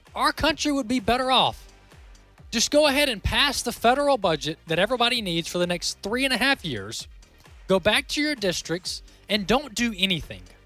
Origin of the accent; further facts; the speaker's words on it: Mississippi, United States; my home state of Mississippi